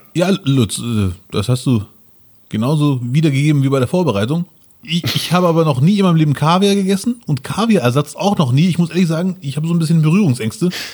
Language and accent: German; Germany; kommst du aus Deutschland oder Frankreich, Belgien, bla bla, ne? Ich so, ja, Deutschland